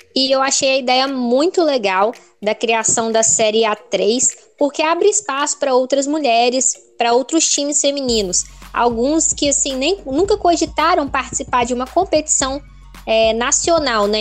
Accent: Espírito Santo, Brazil; sou capixaba

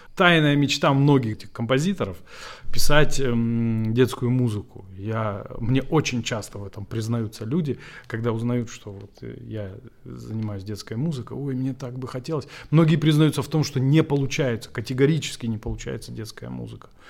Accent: Vladikavkaz, North Ossetia–Alania, Russia; moved away as an adult; now in Moscow, Russia; в своем городе, где, откуда я родом. Не родом, но приехал откуда

